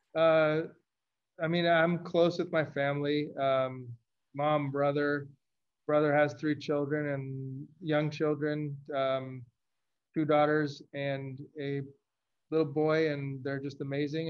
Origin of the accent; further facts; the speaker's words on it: Los Angeles, California, United States; moved away as an adult; also born or lived in Chicago; I grew up in Los Angeles. I went to school in Chicago